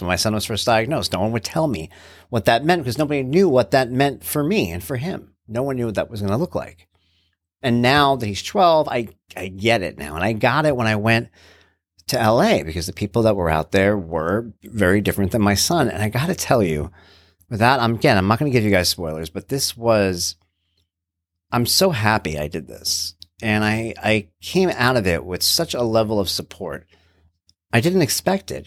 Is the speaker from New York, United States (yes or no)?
yes; New York, United States; I'm from New York